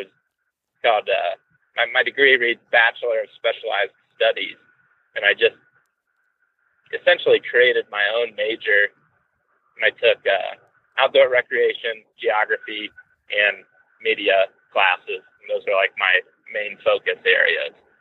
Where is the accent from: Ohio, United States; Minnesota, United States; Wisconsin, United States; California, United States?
Ohio, United States; Western; now in Colorado, United States; I grew up in Western Ohio, where I'm headed right now